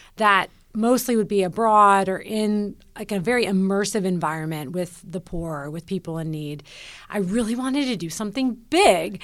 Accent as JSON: {"language": "English", "town": "Nashville", "region": "Tennessee", "country": "United States", "tie": "born or raised there", "moved": "as an adult", "said": "When I moved back to Nashville, my hometown"}